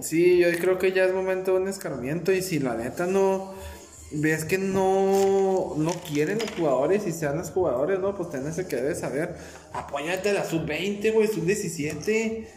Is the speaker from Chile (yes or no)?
no; Ciudad Juárez, Chihuahua, Mexico; nosotros somos de Ciudad Juárez